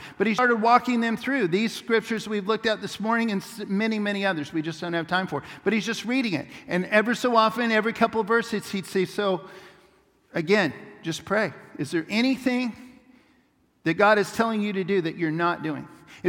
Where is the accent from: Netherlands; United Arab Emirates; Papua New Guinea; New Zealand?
Papua New Guinea; It was a powerful moment for when we were growing up in Papua New Guinea.